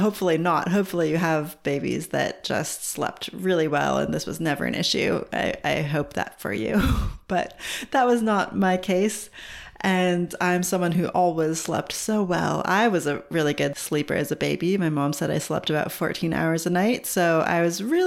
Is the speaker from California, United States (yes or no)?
yes; California, United States; moved away as an adult; also born or lived in Seattle / Los Angeles / New York / Australia; now in New Zealand; I'm originally from California in the United States, but I've also lived in Seattle, LA, New York, and a little bit in Australia